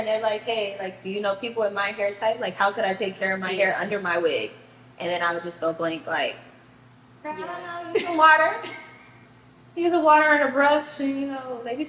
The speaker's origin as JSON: {"language": "English", "town": "Miami", "region": "Florida", "country": "United States", "also_born_or_lived": "Tallahassee", "said": "I'm from Miami."}